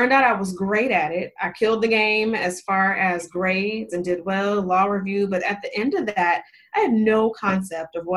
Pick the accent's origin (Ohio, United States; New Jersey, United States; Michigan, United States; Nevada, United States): Nevada, United States; Las Vegas; moved away as an adult; now in Charlotte, United States; I'm from Las Vegas, moving from Las Vegas all the way to Charlotte, where my now husband lives